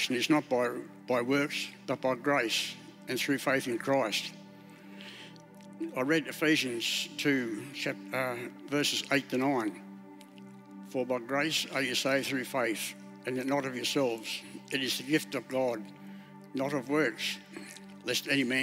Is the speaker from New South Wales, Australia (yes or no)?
yes; Inverell, New South Wales, Australia; moved away as an adult; also born or lived in Sydney; now in Brisbane, Australia; I was born in Inverell in northern New South Wales.